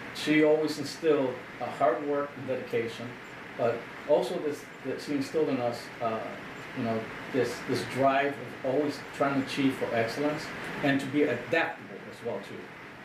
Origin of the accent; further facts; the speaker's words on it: Chicago, Illinois, United States; now in Aurora, United States; I'm from Chicago originally, born and raised in Chicago. Moved out here in 2004 with my family.